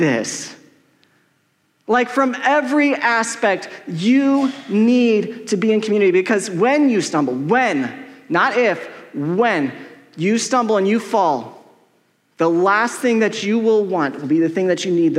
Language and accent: English; Colorado, United States; I'm from Colorado